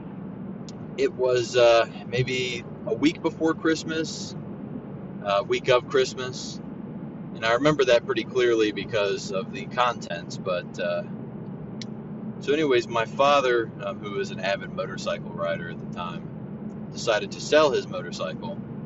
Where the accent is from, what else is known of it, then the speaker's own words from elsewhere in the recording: Central Florida, United States; I am from the Central Florida area. I grew up maybe 10, 15 minutes away from Disney